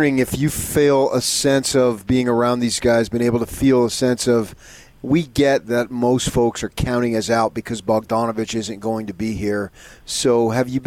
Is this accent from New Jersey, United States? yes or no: yes; New Jersey, United States; moved away; I grew up in New Jersey